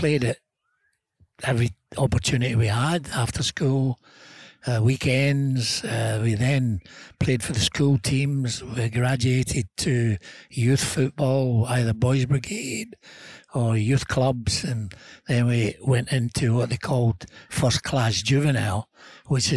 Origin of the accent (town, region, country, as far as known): Scotland, United Kingdom; born or raised there